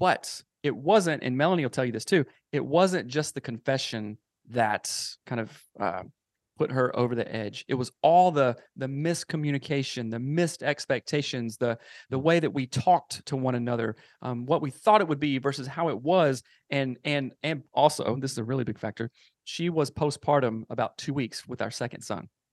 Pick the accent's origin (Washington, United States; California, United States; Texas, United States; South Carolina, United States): South Carolina, United States; moved away as an adult; now in Seattle, United States; I am from South Carolina, uh, born and raised there, grew up there, moved out to Seattle when I was around, um, twenty-four or so